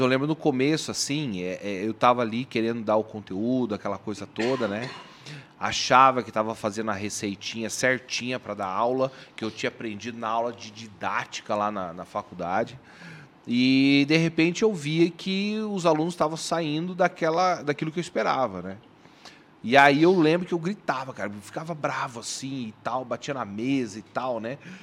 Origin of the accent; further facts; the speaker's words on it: Bandeirantes, Paraná, Brazil; now in Londrina, Brazil; eu nasci em Bandeirantes, fica a duzentos quilômetros daqui de, de Maringá